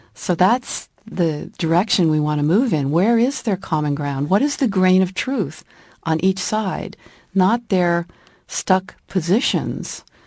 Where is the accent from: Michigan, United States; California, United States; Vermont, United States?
California, United States; moved away as an adult; also born or lived in Washington, D.C., United States; living in Washington, D C for fifteen years after growing up in California